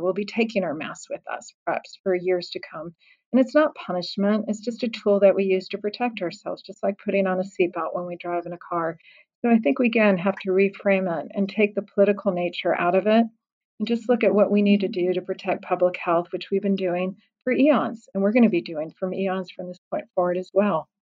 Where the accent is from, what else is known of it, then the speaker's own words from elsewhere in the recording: Colorado, United States; moved away; my home state of Colorado